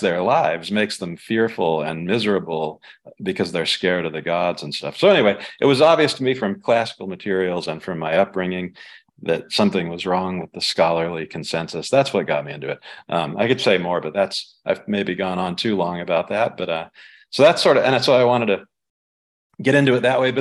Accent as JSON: {"language": "English", "region": "South India", "country": "India", "tie": "born or raised there", "moved": "yes", "said": "I knew from growing up in South India"}